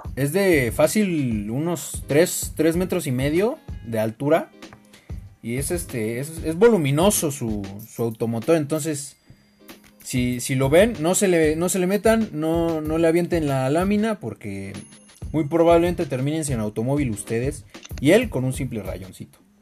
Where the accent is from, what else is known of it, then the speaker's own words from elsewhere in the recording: Mexico; todos somos mexicanos, todos tenemos la piel morena